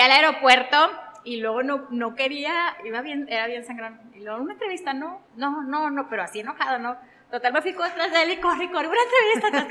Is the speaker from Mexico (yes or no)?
yes; Mexico; como mexicanos